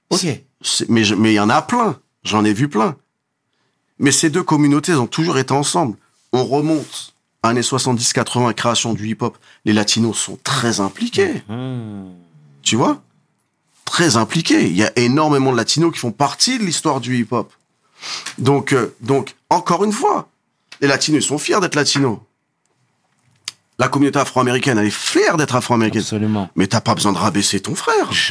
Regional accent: Morocco; Coupe du monde, je suis marocain, tu montes, tu descends

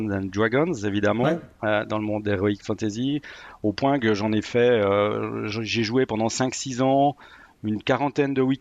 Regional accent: Neuchâtel, Switzerland; moved away as an adult; also born or lived in Bôle; now in Lausanne, Switzerland; Je suis originaire de Neuchâtel, oui, oui. Je me suis expatrié à Lausanne pour le travail en fait.

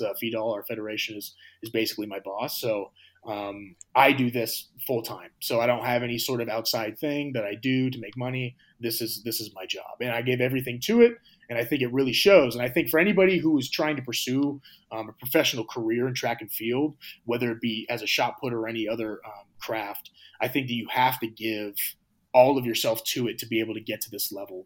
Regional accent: United States; I am from America

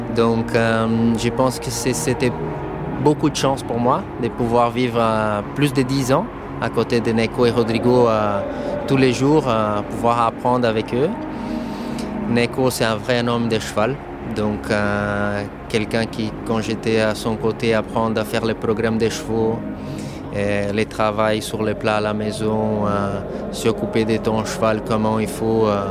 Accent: São Paulo, Brazil; French is a second language; moved away; J'ai grandi au Brésil, Petit garçon qui montait à cheval à São Paulo

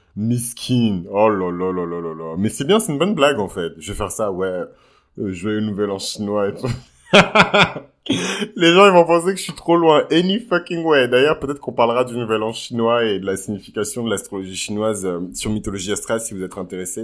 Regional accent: south-west France, France; la région dans laquelle j'ai grandi dans le sud-ouest

